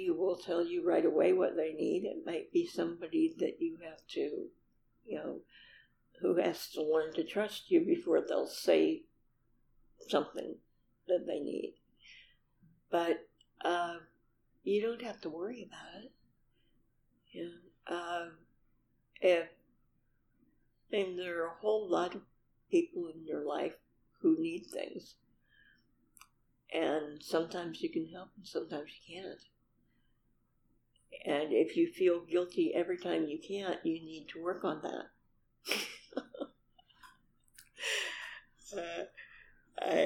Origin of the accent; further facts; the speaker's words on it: Seattle, Washington, United States; I'm from Seattle